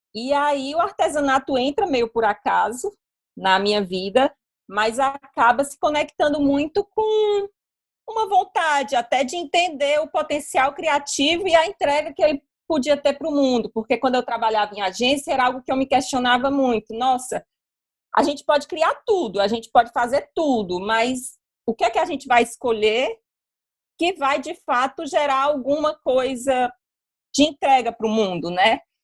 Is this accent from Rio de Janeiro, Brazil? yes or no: no; Fortaleza, Ceará, Brazil; eu sou de Fortaleza